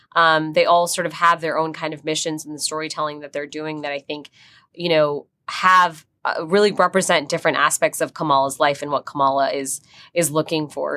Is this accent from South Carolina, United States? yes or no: no; New Jersey, United States; someone who grew up in, um, in Jersey